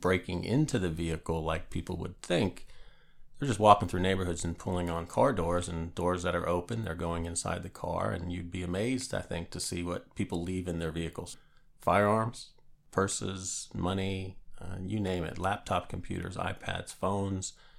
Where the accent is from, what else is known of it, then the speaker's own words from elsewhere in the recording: Northeast Pennsylvania, United States; moved away as an adult; also born or lived in Norfolk, Virginia; now in James City County, United States; Born and raised in Northeast Pennsylvania